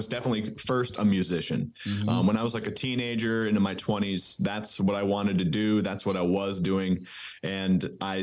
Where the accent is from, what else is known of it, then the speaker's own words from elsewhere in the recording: New England, United States; moved away as an adult; now in Charlotte, United States; I live in North Carolina in the States now, but I grew up in New England